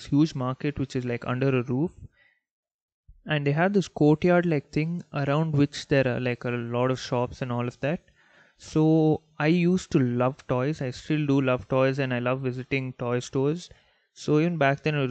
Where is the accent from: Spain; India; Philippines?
India; Bangalore, Karnataka; also born or lived in Saudi Arabia; me being a Mallu, born and brought up in Bangalore